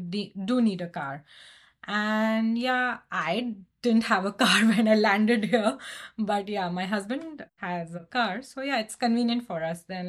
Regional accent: India; moved away as an adult; also born or lived in Portland; I moved from India to Portland post my wedding.

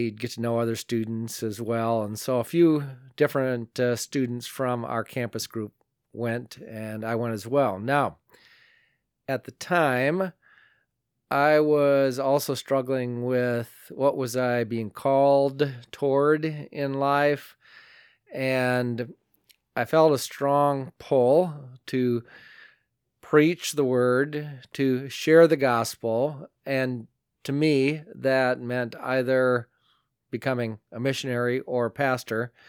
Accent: northeastern Iowa, United States; attending church in my hometown, and that's up in northeastern Iowa, a little town called Elkheter.

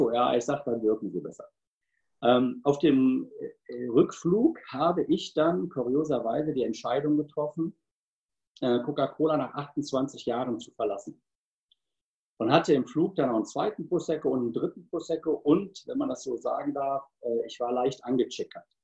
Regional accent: Cologne, North Rhine-Westphalia, Germany; 51 Jahre alt, äh, glücklich verheiratet, zwei Hunde, ein Pferd und ich bin eine Kölsche Jung.

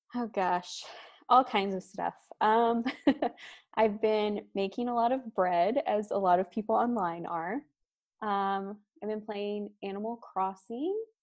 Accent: Missouri, United States; now in Florida, United States; I'm from Missouri myself, so we had quite a few snow days, and those were some of the best days growing up

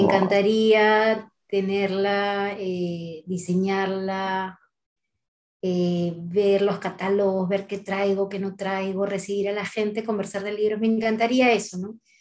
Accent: Talara, Piura, Peru; moved away; De chiquita yo vivía en Talara, una ciudad petrolera

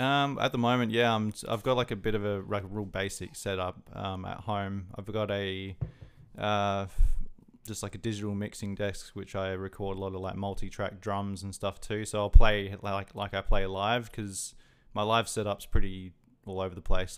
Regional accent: Adelaide, South Australia, Australia; moved away as an adult; now in Brisbane, Australia; I'm originally from Adelaide. I only moved up to Brisbane, uh, just over twelve months ago

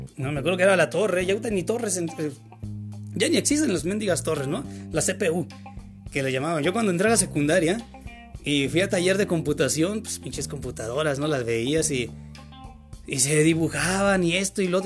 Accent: Mexico; Yo soy mexicano

